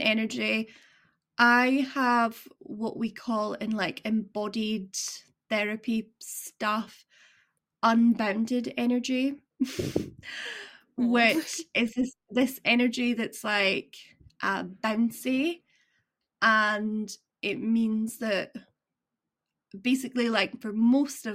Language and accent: English; Edinburgh, Scotland, United Kingdom; now in Aberdeen, United Kingdom; where I'm from Edinburgh area